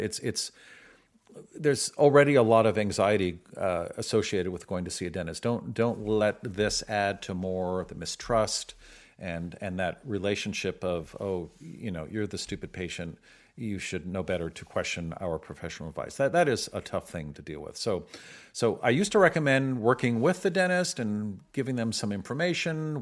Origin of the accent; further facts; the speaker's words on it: San Francisco, California, United States; I grew up in San Francisco